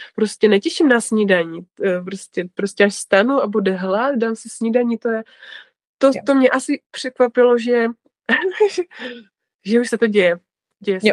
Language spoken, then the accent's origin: Czech; Ostrava, Moravian-Silesian Region, Czechia; já jsem z Ostravy, to jste asi možná poznali už podle mé mluvy